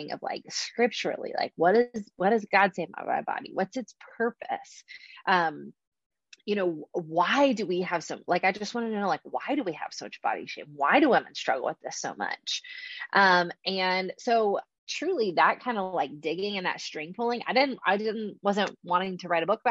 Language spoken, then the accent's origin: English; Charleston, South Carolina, United States; I'm from Charleston, South Carolina